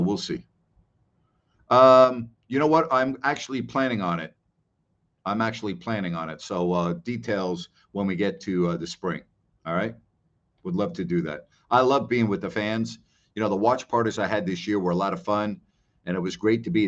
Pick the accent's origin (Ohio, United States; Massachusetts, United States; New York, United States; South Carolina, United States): New York, United States; now in Florida, United States; I grew up in New York where I was used to humidity